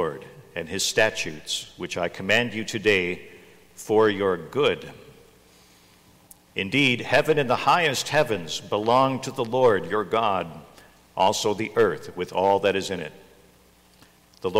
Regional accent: United States; We don't have a king when we're here as American citizens

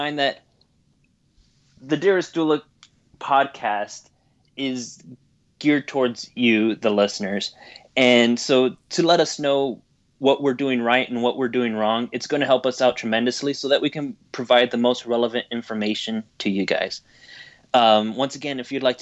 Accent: Texas, United States; I am from Texas, I can use y'all.

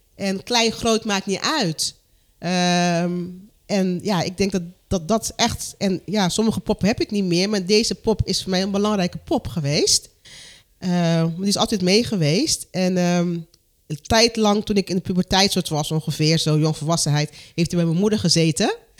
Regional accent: Curaçao; moved away; Ik kom uit Curaçao

